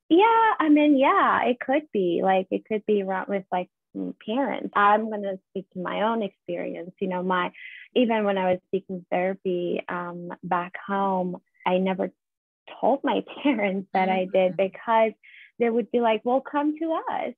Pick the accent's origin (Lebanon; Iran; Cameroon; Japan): Iran; moved away as an adult; now in United States; was born and raised in Iran. I was living there till I was 24. So moved here 10 years ago